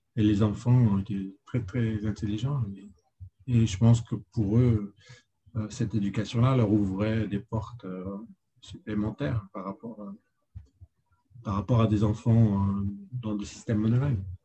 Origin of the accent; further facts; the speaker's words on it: France; moved away as an adult; also born or lived in Lille; now in New York, United States; je suis un Français de l'étranger